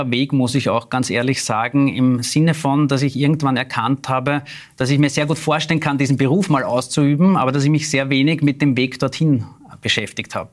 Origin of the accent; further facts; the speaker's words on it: Klosterneuburg, Lower Austria, Austria; also born or lived in Vienna; ich bin in Wien geboren, im 16. Bezirk im Wilhelminenspital, aber ich lebe seit meiner jüngsten Kindheit in Klosterneuburg